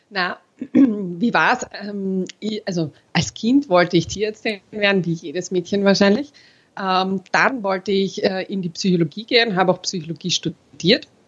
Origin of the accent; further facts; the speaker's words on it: Austria; born there; habe als äh, geborener Österreicher den Unterschied zwischen Aktien und Anleihen nicht gekannt